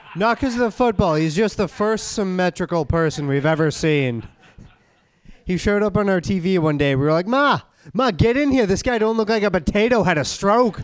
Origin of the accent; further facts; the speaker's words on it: Boston, Massachusetts, United States; I'm from the East Coast. I'm from Boston